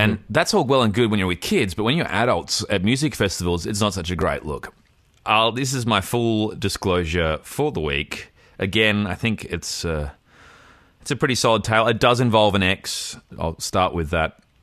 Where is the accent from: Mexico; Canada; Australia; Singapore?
Australia; Fremantle, Western Australia; I'm from Fremantle.